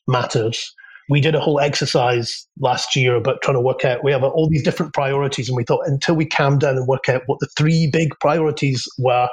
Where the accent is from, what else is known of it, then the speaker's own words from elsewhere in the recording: Scotland, United Kingdom; I'm Scottish